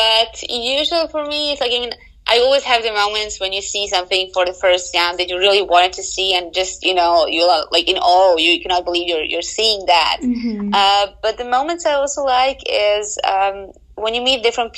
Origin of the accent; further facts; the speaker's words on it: Bosnia & Herzegovina; moved away as an adult; now in Vienna, Austria; I grew up in Bosnia and Herzegovina, which is by car about 6 hours from Vienna.